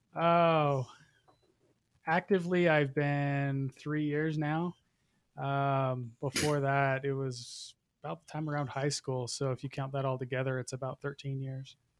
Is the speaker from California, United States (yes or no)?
no; Utah, United States; I'm from Utah